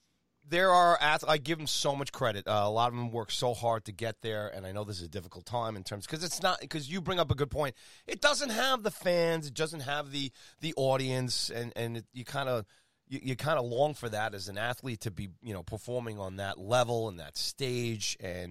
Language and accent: English; United States; as an American